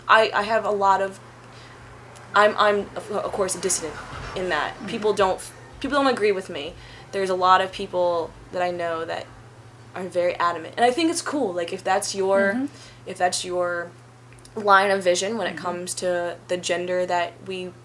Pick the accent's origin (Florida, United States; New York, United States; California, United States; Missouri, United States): Missouri, United States; St. Louis; moved away as an adult; now in Philadelphia, United States; growing up in Missouri, I have had a couple of different, you know, racial issues.